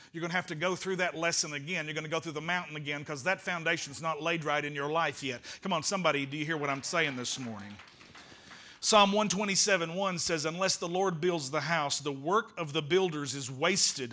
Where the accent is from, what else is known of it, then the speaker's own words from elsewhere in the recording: United States; I am an American